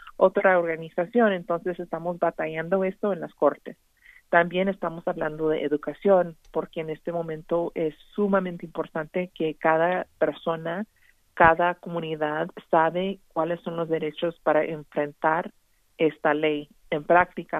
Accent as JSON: {"language": "Spanish", "region": "Texas", "country": "United States", "said": "como tejanos"}